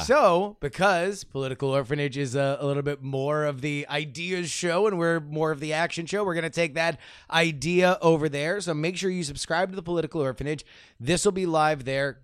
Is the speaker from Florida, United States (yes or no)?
yes; Florida, United States; growing up in Florida politics